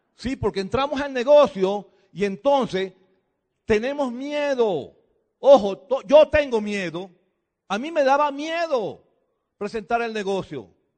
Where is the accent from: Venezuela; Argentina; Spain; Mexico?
Venezuela; Nosotros venimos de Venezuela